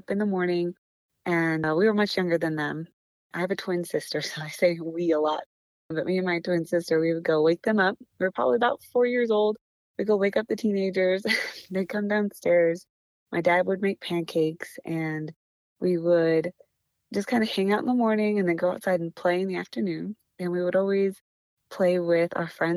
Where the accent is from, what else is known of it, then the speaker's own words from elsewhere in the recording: Lancaster, California, United States; also born or lived in Bakersfield, California; I was born in Bakersfield, California, but a few months later, we moved to Lancaster, California